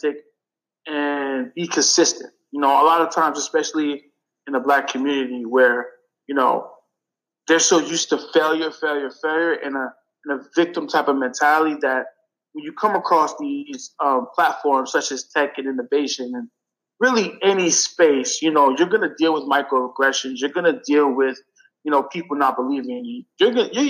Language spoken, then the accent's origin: English; New York City, New York, United States; I grew up in Brooklyn